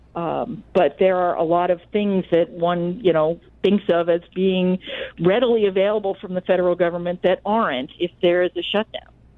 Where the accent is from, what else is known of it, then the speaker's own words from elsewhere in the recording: Washington, District of Columbia, United States; I grew up in Washington D.C., so obviously I'm often surrounded by people who have some link to the federal government